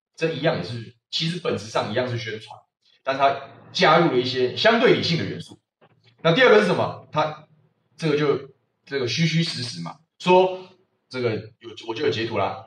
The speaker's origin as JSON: {"language": "Chinese", "country": "Taiwan"}